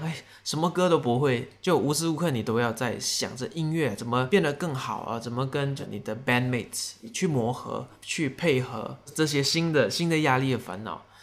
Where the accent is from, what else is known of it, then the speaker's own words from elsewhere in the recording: Tainan, Taiwan; 我的家乡叫丹南